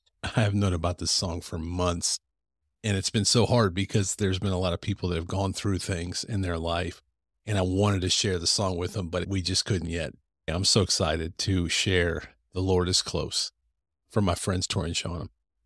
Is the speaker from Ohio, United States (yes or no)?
yes; Cleveland, Ohio, United States; I'm from Cleveland. And so we like to sell a score where I'm from.